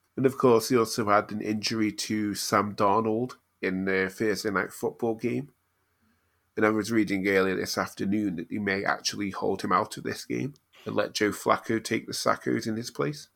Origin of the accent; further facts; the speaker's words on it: United Kingdom; being a British Cardinals fan